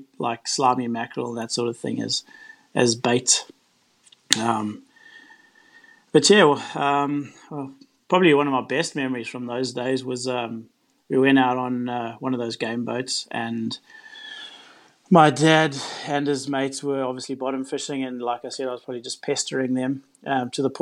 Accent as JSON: {"language": "English", "town": "Durban", "region": "KwaZulu-Natal", "country": "South Africa", "tie": "born or raised there", "moved": "yes", "lives_now": "Mackay, Australia", "said": "I was born in Durban, which is on the east coast of South Africa"}